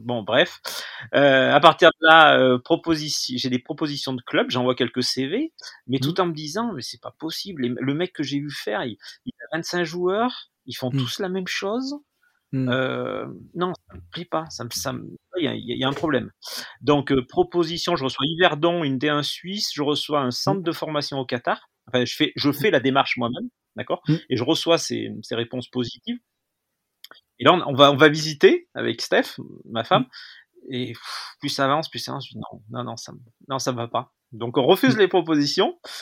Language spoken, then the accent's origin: French; Lamastre, Auvergne-Rhône-Alpes, France; né à la Mastre, euh, qui est en Ardèche